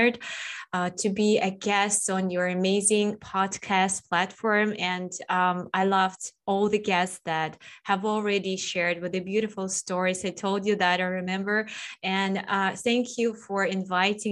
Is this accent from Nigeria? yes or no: no; Russia; now in Kyiv, Ukraine; I'm originally from Russia, from the age of the earth. And I was born in the area where there are 9 months of winter.